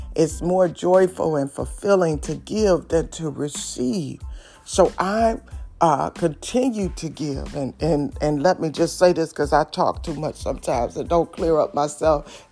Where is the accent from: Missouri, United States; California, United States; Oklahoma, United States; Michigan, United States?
Michigan, United States; Detroit; I'm from Detroit City